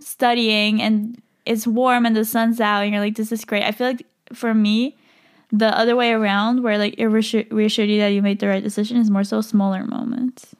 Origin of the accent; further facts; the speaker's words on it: Switzerland; moved away as an adult; now in Madrid, Spain; I can't really see myself moving back to Switzerland